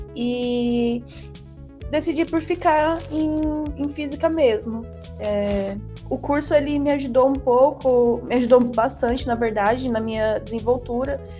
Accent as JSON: {"language": "Portuguese", "town": "Santa Fé do Sul", "region": "São Paulo", "country": "Brazil", "moved": "as an adult", "lives_now": "Ilha Solteira, Brazil", "said": "na minha cidade, que eu sou de Santa Fé do Sul"}